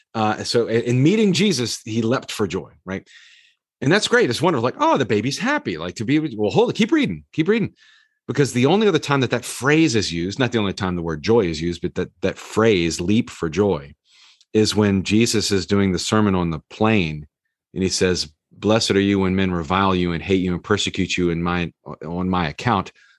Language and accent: English; the South, United States; growing up in the South